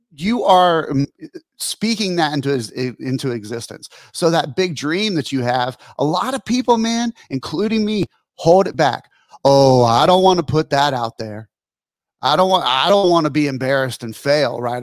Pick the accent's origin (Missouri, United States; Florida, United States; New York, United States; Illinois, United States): Florida, United States; Pensacola; Colin and I grew up here in Pensacola, Florida